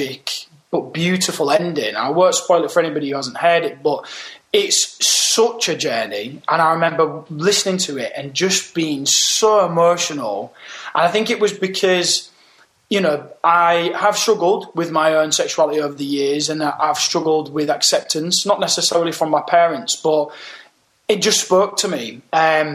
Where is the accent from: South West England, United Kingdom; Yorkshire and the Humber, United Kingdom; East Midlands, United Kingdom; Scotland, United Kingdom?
Yorkshire and the Humber, United Kingdom; Hull; also born or lived in London / America; I was born and raised up in Hull